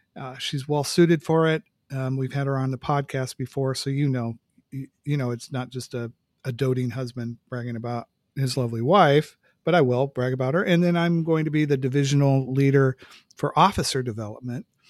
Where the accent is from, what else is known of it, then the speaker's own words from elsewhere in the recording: San Francisco Bay Area, California, United States; moved away as an adult; I'm from the Bay Area